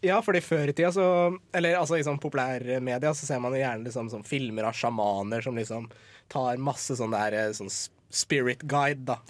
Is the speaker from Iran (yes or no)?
yes; Iran; jeg er iraner